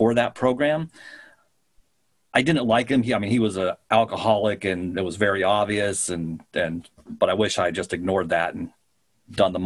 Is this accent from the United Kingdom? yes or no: no; Poulsbo, Washington, United States; also born or lived in Oregon; I went to high school in Paulsville